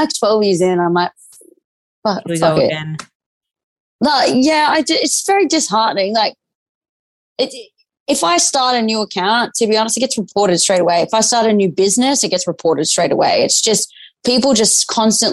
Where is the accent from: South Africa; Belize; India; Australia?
Australia; also born or lived in Newcastle; I am Australian